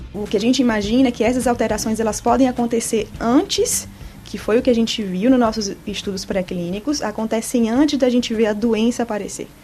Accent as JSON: {"language": "Portuguese", "region": "Bahia", "country": "Brazil", "also_born_or_lived": "São Paulo, Brazil", "moved": "as an adult", "lives_now": "Villejuif, France", "said": "eu sou baiana e sou médica oncologista. Fiz toda a minha formação médica no Brasil, a Faculdade de Medicina na Universidade Federal da Bahia"}